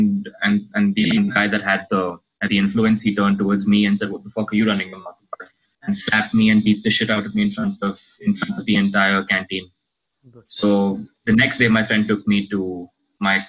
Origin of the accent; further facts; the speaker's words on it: Pune, Maharashtra, India; I'm born and raised in Pune. I stay in Pune. I've been here all my life.